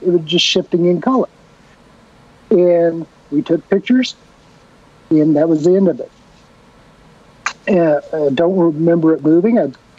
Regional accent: Storms, United States; Me and my sister, that's what we grew up around here in Storms.

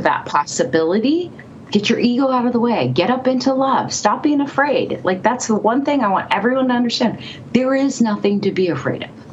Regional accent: California, United States; moved away as an adult; also born or lived in Seattle; now in Colorado, United States; I was born and raised in California, was living in Seattle at the time

